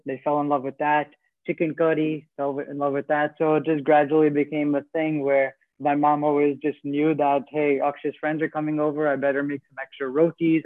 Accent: New Jersey, United States; also born or lived in Queens, New York; when I was seven years old, I moved to New Jersey, where I've lived ever since

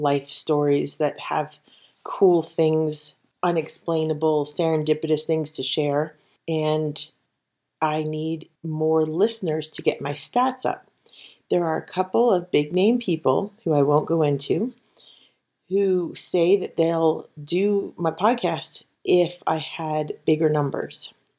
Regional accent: New Jersey, United States; I was from South Jersey.

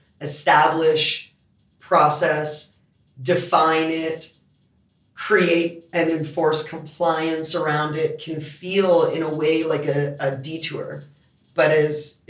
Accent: Canada; also born or lived in United States; now in Australia; I'm Canadian

